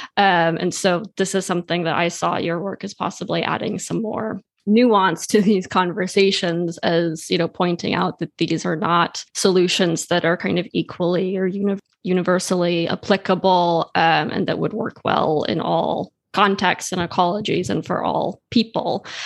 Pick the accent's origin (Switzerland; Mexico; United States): Switzerland; I grew up in Switzerland